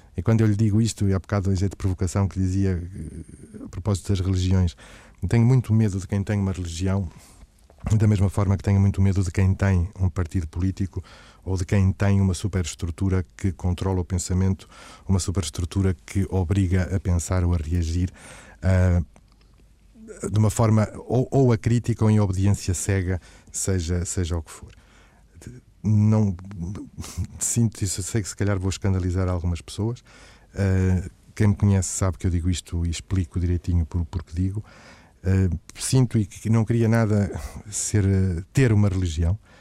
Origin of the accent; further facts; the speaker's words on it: Matosinhos, Norte, Portugal; eu sou natural de Matosinhos